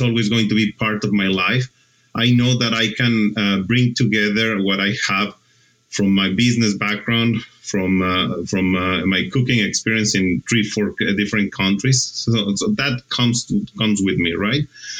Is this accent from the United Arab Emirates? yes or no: no; Mexico; moved away as an adult; also born or lived in Argentina; I'm originally from Mexico